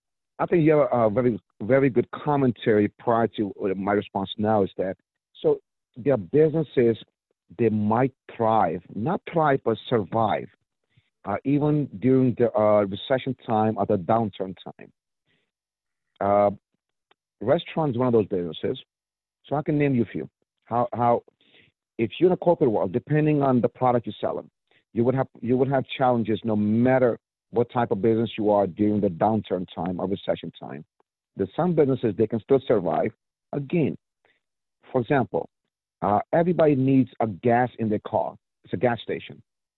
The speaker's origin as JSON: {"language": "English", "region": "New York", "country": "United States", "said": "So, yes, I came from New York back in 95 when I moved to Maryland, from New York to Maryland back in 95 when I was young."}